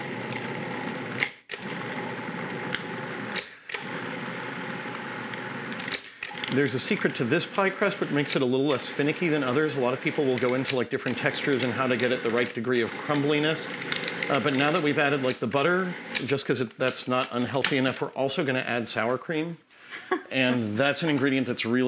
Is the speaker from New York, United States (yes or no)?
yes; New York, United States; now in Oregon, United States; I grew up in New York